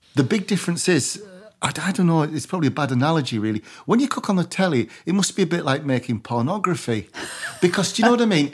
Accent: Barrow-in-Furness, North West England, United Kingdom; I'm from Barrow

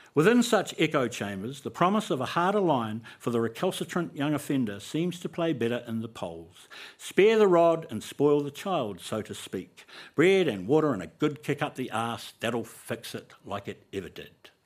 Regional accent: New Zealand; So, Cora was Māori. We all were. It was a Māori school

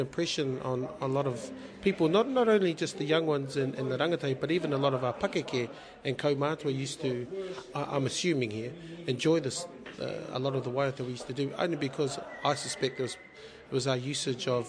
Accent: Wellington, New Zealand; I grew up down here in Wellington City

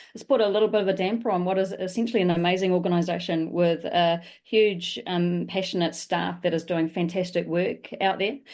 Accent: New Zealand; as a New Zealander

